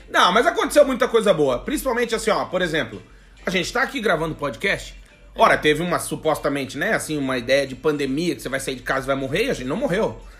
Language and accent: Portuguese; Rio Grande do Sul, Brazil; Eu até tô tomando um chimarrão, porque porque sou gaúcho, né?